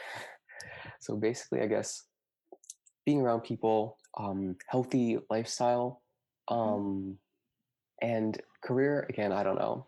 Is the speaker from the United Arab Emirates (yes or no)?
yes; Dubai, United Arab Emirates; now in Guelph, Canada; Because I grew up in a city. I grew up in Dubai